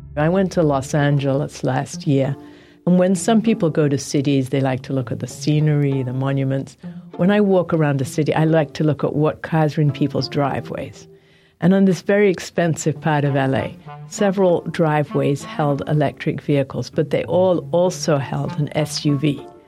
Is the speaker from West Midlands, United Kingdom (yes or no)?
no; London, United Kingdom; now in United States; I was born in London and spent a lot of time in England.